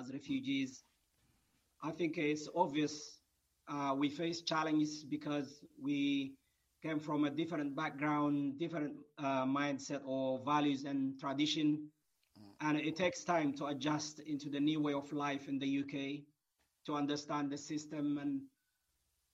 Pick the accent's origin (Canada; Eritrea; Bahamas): Eritrea; now in United Kingdom; originally from Eritrea. I was born and grew in Eritrea